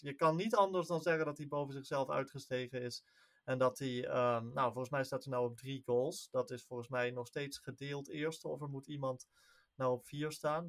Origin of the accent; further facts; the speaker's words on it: Netherlands; wij als Nederlanders